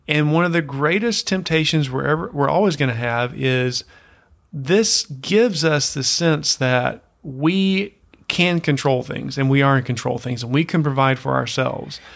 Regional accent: United States; as an American in, in those places

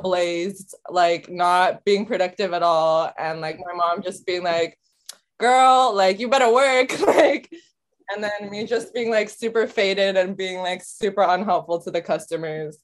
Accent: San Francisco, California, United States; moved away as an adult; also born or lived in Japan; now in Tokyo, Japan; I was born in Japan, raised in San Francisco, born in 1997. I'm very much a Bay girl, but currently residing in Tokyo

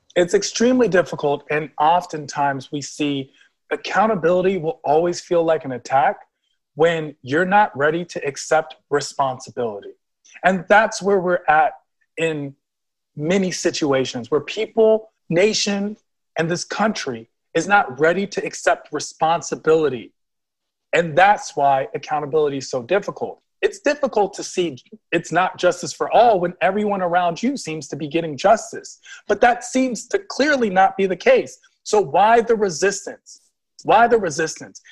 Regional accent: Washington, District of Columbia, United States; I'm from Washington, D.C., and I'm definitely a very D.C. person.

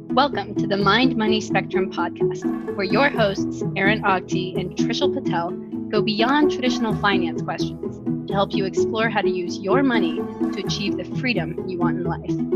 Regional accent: upstate New York, United States; I grew up in the Northeast in New York specifically, and it was outside of the city. So we, we call it upstate New York.

